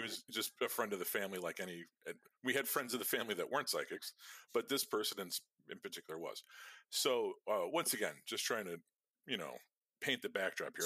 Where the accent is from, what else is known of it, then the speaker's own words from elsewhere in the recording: Chicago, Illinois, United States; we're fucking Irish people on the south side of Chicago